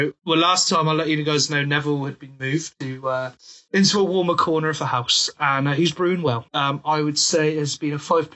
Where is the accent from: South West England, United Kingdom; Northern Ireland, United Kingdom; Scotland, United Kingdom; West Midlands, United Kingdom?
South West England, United Kingdom; West Country; I am from the West Country, which is known for its cider.